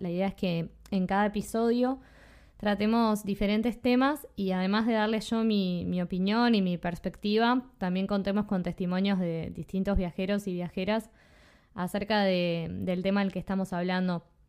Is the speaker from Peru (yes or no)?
no; Uruguay; also born or lived in Spain / Australia; soy de Uruguay